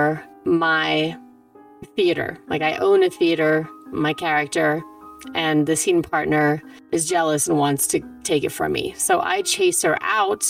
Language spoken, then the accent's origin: English; Germany; moved away; also born or lived in New York; I was born at home in Germany, in my childhood house.